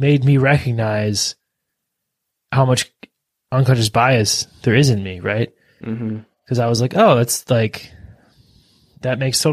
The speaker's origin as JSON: {"language": "English", "country": "United States", "said": "being an American, as from the United States of American"}